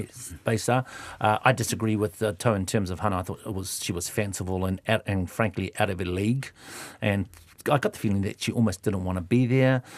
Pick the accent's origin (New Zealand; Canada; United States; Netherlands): New Zealand; Eastern Bay of Plenty; I was brought up in the Eastern Bay Plenty